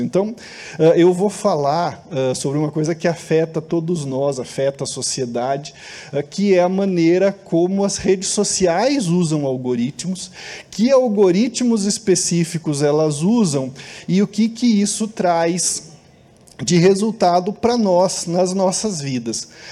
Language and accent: Portuguese; Brazil; nós somos brasileiros, gostamos de ser brasileiros